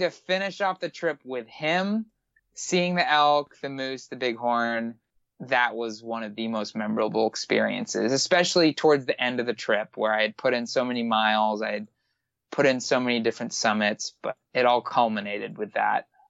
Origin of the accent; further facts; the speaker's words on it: Miami, Florida, United States; moved away as an adult; now in Atlanta, United States; I'm from Miami